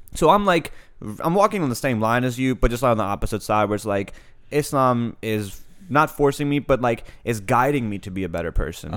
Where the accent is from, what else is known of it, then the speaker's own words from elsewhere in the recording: Annapolis, Maryland, United States; also born or lived in Pakistan / England / France / Saudi Arabia; I grew up in Annapolis